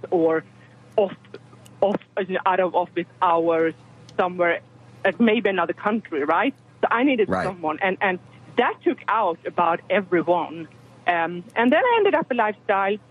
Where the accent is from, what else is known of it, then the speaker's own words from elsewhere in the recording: Sweden; moved away as an adult; now in Texas, United States; I am from Europe, from Sweden, and um, we arrived in Texas because of my husband's job